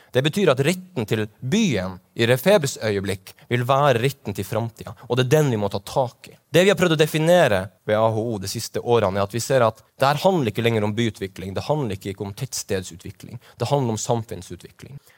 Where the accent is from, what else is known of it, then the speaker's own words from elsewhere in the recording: Kirkenes, Finnmark, Norway; Jeg kommer fra Kirkenes